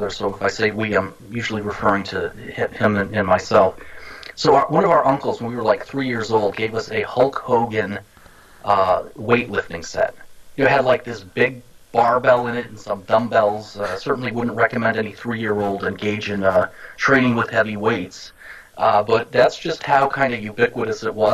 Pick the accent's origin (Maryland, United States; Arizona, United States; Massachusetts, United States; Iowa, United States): Massachusetts, United States; Boston; now in Miami, United States; I grew up in the Boston area